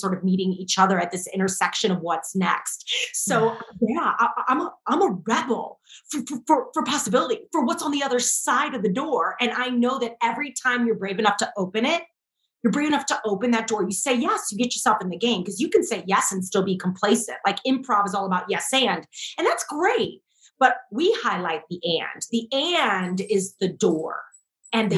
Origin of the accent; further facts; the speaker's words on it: St. Louis, Missouri, United States; I'm from St. Louis